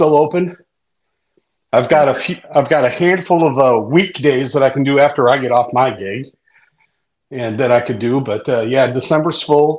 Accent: Wisconsin, United States; also born or lived in Indiana; now in Indianapolis, United States; I'm a Badger, and I've been stuck here for 35 years, I think, this year.

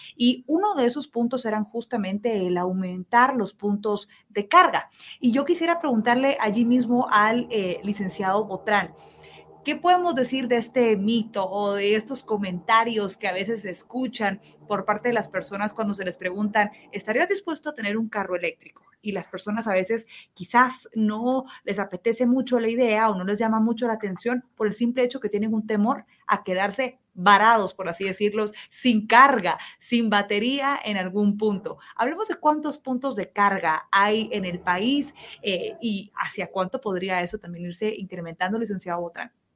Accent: Guatemala; que tendríamos como guatemaltecos

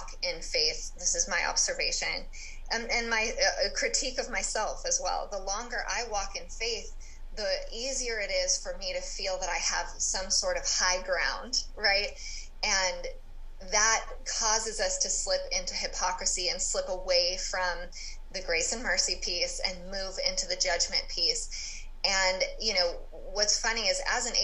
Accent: California, United States; I grew up in California

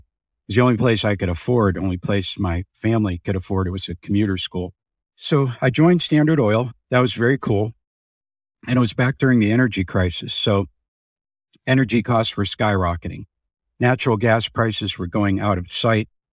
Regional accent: Youngstown, Ohio, United States; I'm from Youngstown, Ohio

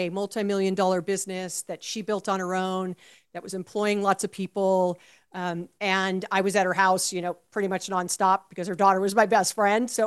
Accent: Hawaii, United States; So uh, I was born and raised in Hawaii, and my best friend's family owned the outdoor carnival.

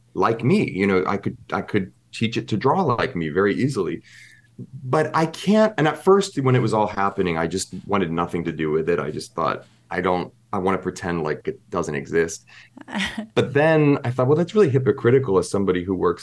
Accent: Pennsylvania, United States; now in New York, United States; my upbringing of growing up in Pennsylvania

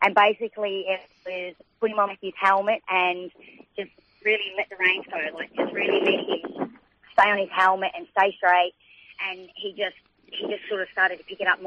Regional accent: Redbank, Victoria, Australia; also born or lived in Bendigo; I grew up in Redbank, which is halfway between Maryborough and St. Arnold.

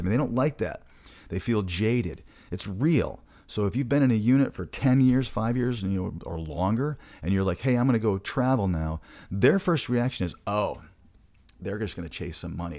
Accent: Michigan, United States; moved away; I'm originally from Michigan, so I talk quick sometimes

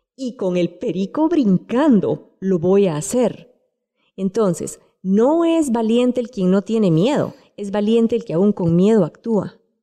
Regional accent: Guatemala; siendo guatemaltecos

